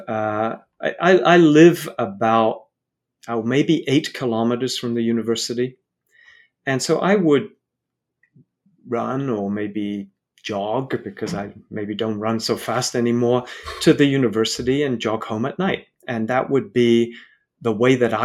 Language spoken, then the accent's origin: English; London, United Kingdom; I grew up in London, I have a lot of family in Poland